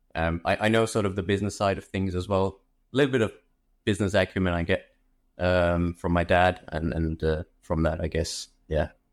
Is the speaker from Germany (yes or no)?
yes; Germany; also born or lived in India / London; I grew up in Germany, originally from India